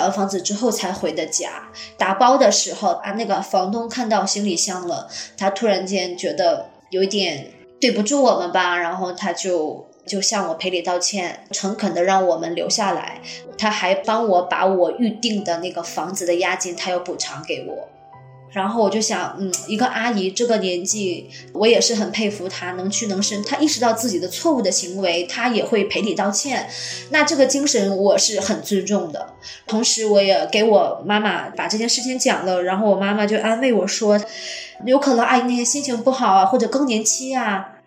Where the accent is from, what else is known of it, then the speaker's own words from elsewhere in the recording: Jilin, China; moved away as an adult; now in Singapore; 我是八零后。目前我的职业是一位教师，我的老家是来自吉林东北。我现在身处新加坡，我来新加坡十三年了